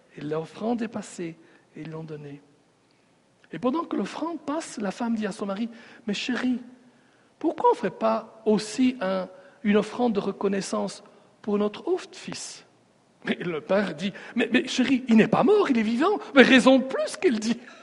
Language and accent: French; Sicily, Italy; moved away; je viens de la Sicile